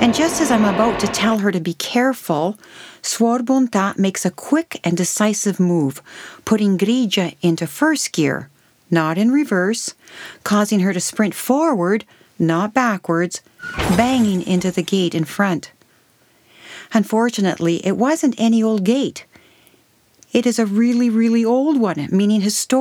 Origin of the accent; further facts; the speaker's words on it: Canada; also born or lived in Montepulciano, Italy; as a child growing up in Canada in a large Italian family